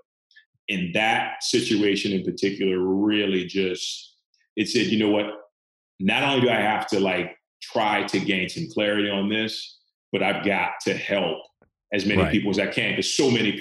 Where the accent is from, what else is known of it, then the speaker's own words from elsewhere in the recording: the Bible Belt in the Deep South, United States; I grew up in the Bible Belt in the Deep South